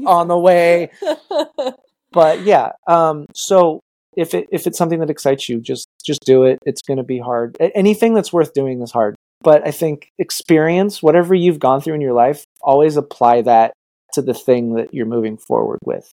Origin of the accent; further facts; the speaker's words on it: Los Angeles, California, United States; I'm from Los Angeles